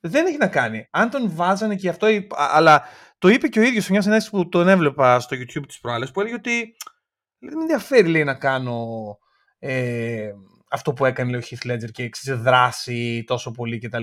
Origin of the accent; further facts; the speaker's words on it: Greece; όταν ήμασταν παιδιά, νομίζω στην Ελλάδα γενικά ήμασταν πιο πολύ DC παρά Marvel